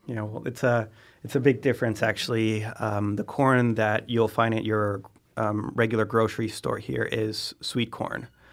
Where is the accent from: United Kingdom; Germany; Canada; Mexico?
Mexico; Oaxaca; moved away as an adult; I grew up in Oaxaca. I was there 18 years.